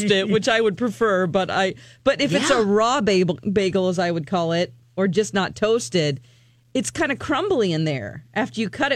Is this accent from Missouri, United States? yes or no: yes; Missouri, United States; I'm from Missouri